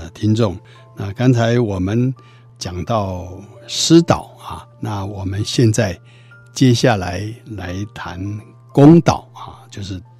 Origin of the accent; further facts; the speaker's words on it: China; 所以古代我们中国人在遇到困难的时候说“苍天呐，天呐”